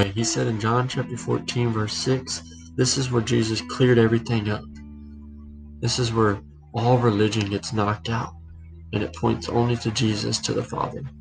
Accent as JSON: {"language": "English", "country": "United States", "tie": "born or raised there", "said": "Well, well, God can hear me because I grew up in America"}